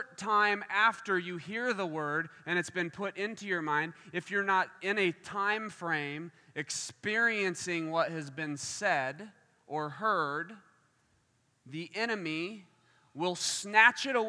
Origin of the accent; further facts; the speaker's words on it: Kansas, United States; now in Michigan, United States; I'm from Kansas